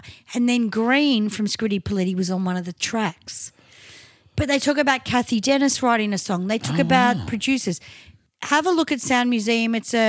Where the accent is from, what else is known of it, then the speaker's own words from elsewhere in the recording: Australia; Because we're very Aussie in our approach.